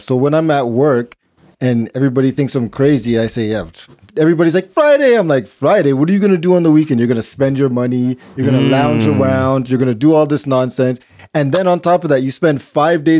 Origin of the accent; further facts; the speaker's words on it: Jamaica; I'm Jamaican.